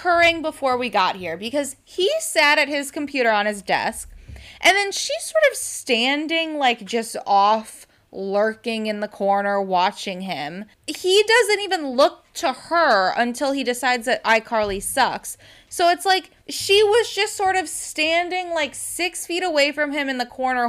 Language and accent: English; Scotland, United Kingdom; I'm Scottish